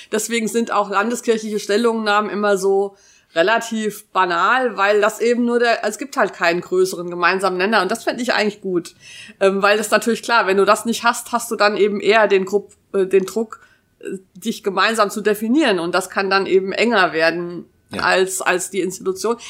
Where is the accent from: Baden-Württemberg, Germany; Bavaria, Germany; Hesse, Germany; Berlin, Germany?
Hesse, Germany; Taunus; ich bin in einem Dorf im Taunus groß geworden